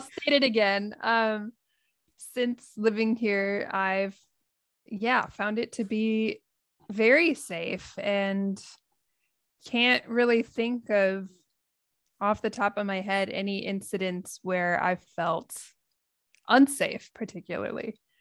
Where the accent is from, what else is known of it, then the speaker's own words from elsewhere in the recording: United States; moved away as an adult; now in Japan; I'm American and I'm living in Japan.